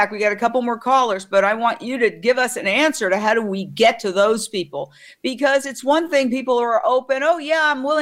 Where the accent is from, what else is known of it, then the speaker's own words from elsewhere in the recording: New York, United States; I grew up in New York right near the Carnegie Deli.